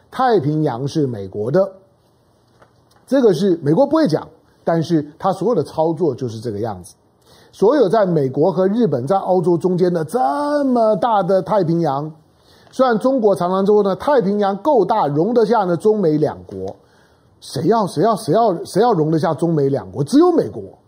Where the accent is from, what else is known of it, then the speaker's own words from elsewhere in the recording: Taiwan; 我是生长在台湾的中国人